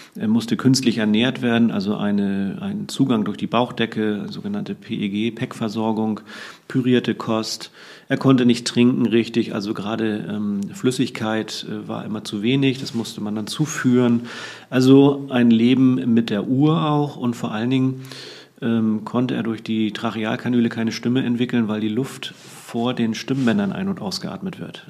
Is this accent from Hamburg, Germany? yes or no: yes; Hamburg, Germany; also born or lived in Cuxhaven; Geboren bin ich allerdings in Cuxhaven, aber meine Eltern haben mich recht früh hier nach Hamburg getragen als ich noch nicht laufen konnte und bin im Grunde auch hier in den Walddörfern im Norden Hamburgs groß geworden